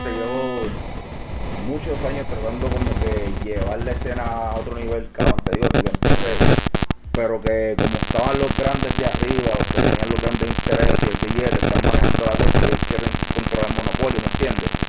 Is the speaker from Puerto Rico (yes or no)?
yes; Puerto Rico; now in Philadelphia, United States; yo digo que lo que jode a nosotros como boricuas que estamos aquí en el Philly sabemos que no cooperamos entre nosotros mismos